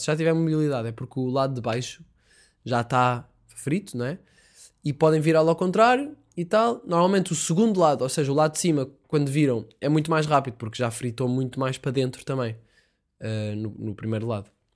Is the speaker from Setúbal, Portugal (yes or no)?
no; Sintra, Lisbon, Portugal; Eu estou em casa, sou de Sintra